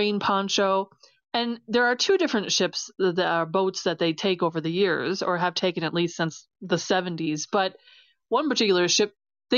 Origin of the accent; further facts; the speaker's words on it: United States; as an American, we'd like to have, you know, our American hubris